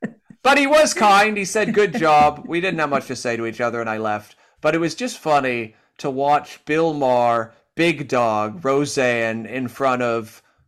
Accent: Canada; moved away; I've made this my home after living here for 12 years. And I moved from Canada, and lots of my best friends are still in Canada. My family's there.

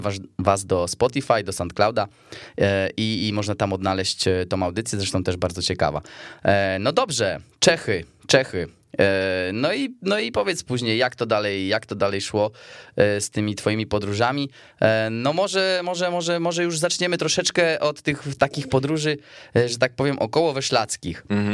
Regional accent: Poland; z Polski

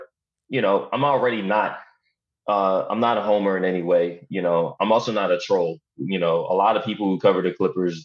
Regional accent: Philadelphia, Pennsylvania, United States; I'm from Philadelphia

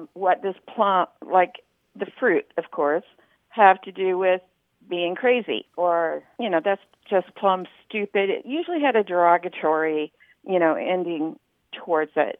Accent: Oklahoma, United States; now in Hemet, United States; I'm a immigrant from Oklahoma to California

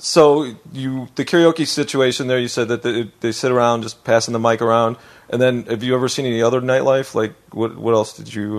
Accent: Chicago, Illinois, United States; now in Los Angeles, United States; I come from Chicago

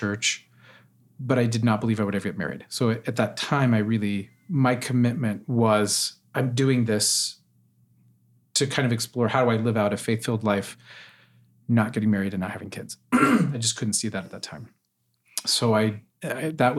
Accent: Utah, United States; I grew up in Utah, attended BYU

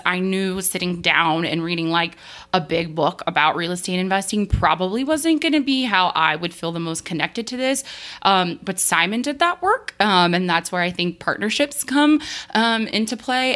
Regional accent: New Mexico, United States; moved away; I grew up in New Mexico where, where basements really aren't a thing

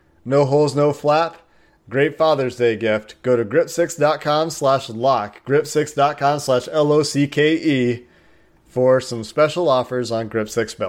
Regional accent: Cincinnati, Ohio, United States; And I've got a bit of love for UC as well, just growing up in Cincinnati.

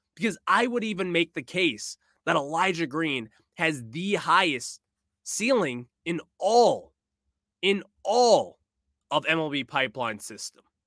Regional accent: United States; I am American

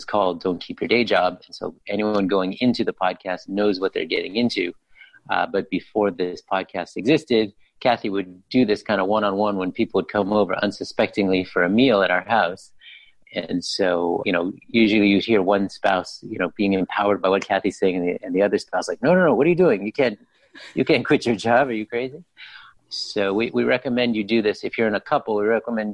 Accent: Los Angeles, California, United States; I grew up in Los Angeles, stayed here for college

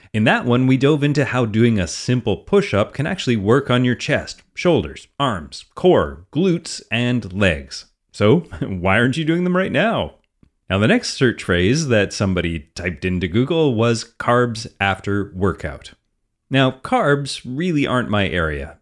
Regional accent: Canada; I'm Canadian

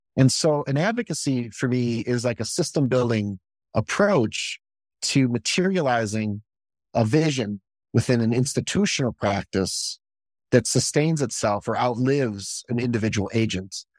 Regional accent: Chicago, Illinois, United States; when I was coming up was Dick Biondi in Chicago, and I'm from Chicago

